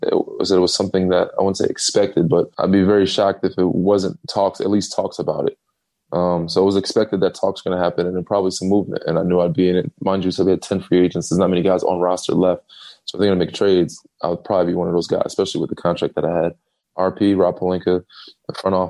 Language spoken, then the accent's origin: English; North Babylon, New York, United States; moved away; also born or lived in Chapel Hill, North Carolina / Texas; I do one in my hometown every year for the last, you know, 12, as many years I've been in the league, 12, 13 years in North Babylon, New York.